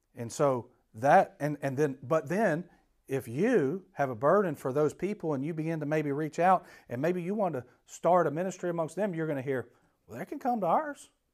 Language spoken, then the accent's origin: English; Atlanta, Georgia, United States; I grew up in Atlanta